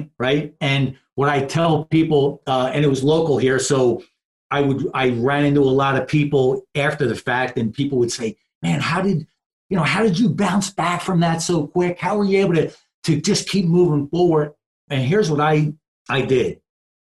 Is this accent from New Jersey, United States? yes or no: yes; New Jersey, United States; also born or lived in Philadelphia, Pennsylvania; I'm born and raised in Jersey. My family's from South Philly